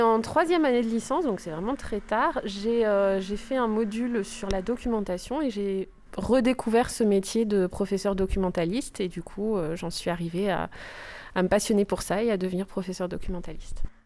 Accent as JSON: {"language": "French", "region": "the North", "country": "France", "moved": "as an adult", "said": "je suis arrivée dans une ville que je ne connaissais pas, puisque moi je viens du Nord"}